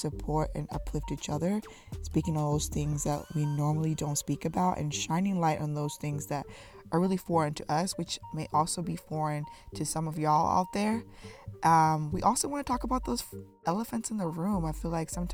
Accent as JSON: {"language": "English", "country": "Zimbabwe", "tie": "born or raised there", "moved": "yes", "said": "I'm from Zimbabwe"}